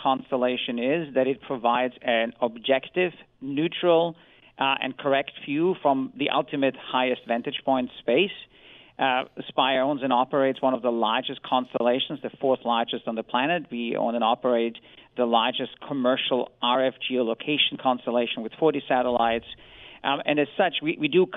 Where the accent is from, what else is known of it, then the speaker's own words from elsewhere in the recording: Vienna, Austria; I come from Vienna